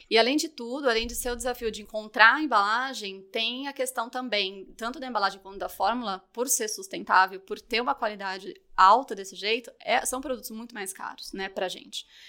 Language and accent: Portuguese; Ribeirão Preto, São Paulo, Brazil; accent: Caipira; moved away; eu sou de Ribeirão Preto